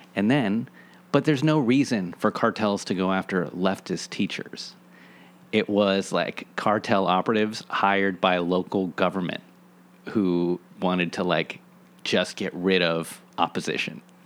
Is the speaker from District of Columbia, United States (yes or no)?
yes; Washington, District of Columbia, United States; I grew up in Washington, D C, and I feel so privileged and happy that I grew up in a part of the city where I could walk around